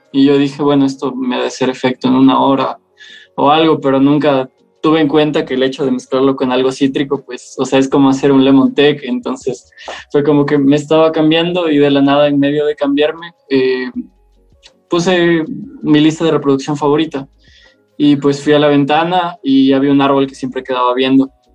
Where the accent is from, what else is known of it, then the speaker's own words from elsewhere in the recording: Loja, Ecuador; also born or lived in Quito; Soy de Ecuador y tengo 20 años